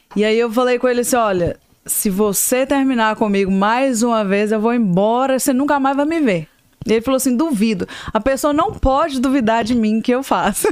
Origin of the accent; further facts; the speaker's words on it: Ipatinga, Minas Gerais, Brazil; moved away as an adult; now in Atlanta, United States; eu sou mineira de Patinga, eu uhum. tô nos Estados Unidos há mais ou menos uns 20